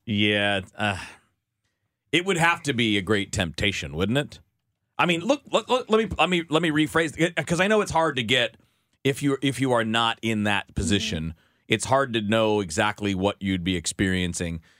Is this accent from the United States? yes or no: yes; Michigan, United States; I grew up in Michigan, and I'd listen to the Tigers